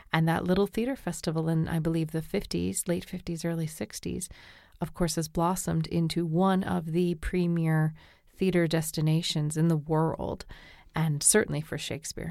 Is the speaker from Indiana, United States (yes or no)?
no; Hanover, Massachusetts, United States; also born or lived in New Brunswick, Canada; now in Toronto, Canada; I'm from Hanover, Massachusetts